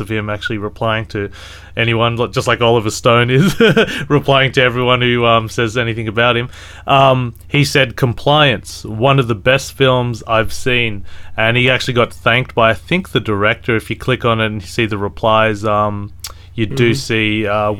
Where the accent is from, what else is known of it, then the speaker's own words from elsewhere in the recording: Australia; as an Australian